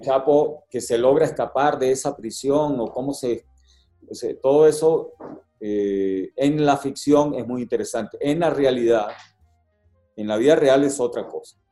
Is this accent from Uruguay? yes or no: no; Venezuela; now in Mexico; siendo venezolano